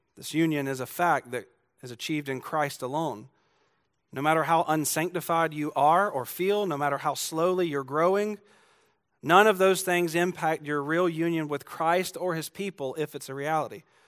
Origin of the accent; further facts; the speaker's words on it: Georgia, United States; I'm from Georgia